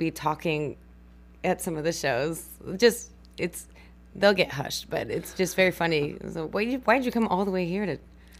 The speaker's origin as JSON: {"language": "English", "region": "New Mexico", "country": "United States", "moved": "as an adult", "lives_now": "Texas, United States", "said": "I'm from New Mexico"}